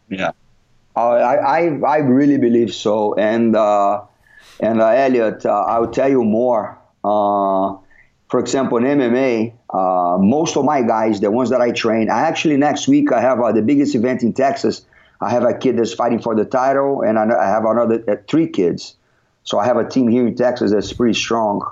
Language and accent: English; Rio de Janeiro, Brazil; moved away as an adult; also born or lived in Belo Horizonte; I was born and raised in Rio